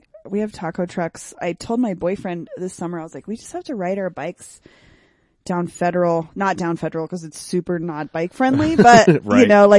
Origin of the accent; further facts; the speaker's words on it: Denver, Colorado, United States; I grew up, it's a neighborhood called Virginia Village. Do you know where George Washington High School is?